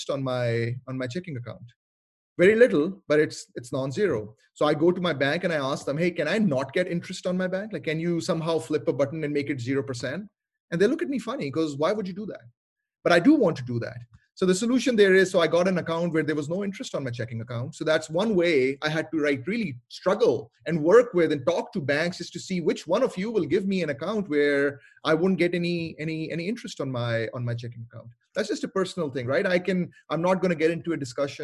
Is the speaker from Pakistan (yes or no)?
yes; Lahore, Punjab, Pakistan; moved away as an adult; also born or lived in Montreal, Canada; now in Seattle, United States; I'm originally from Lahore, Pakistan, and I went to study in Montreal in Canada